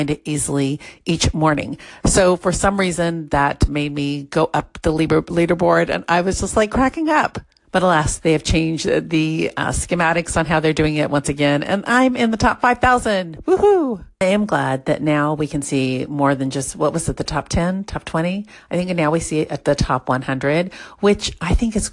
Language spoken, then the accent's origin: English; Southern California, United States; I come from SoCal